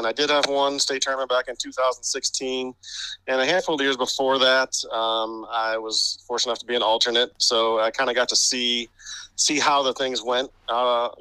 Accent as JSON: {"language": "English", "town": "Bowling Green", "region": "Ohio", "country": "United States", "tie": "born or raised there", "also_born_or_lived": "Athens, Ohio / Kansas", "moved": "as an adult", "lives_now": "Hilliard, United States", "said": "would have worked at Bowling Green State University last year. Had COVID not interrupted the season, which is actually my hometown"}